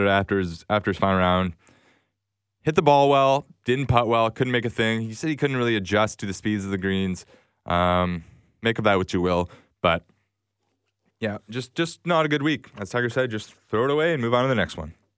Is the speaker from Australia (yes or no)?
no; Canada; as a Canadian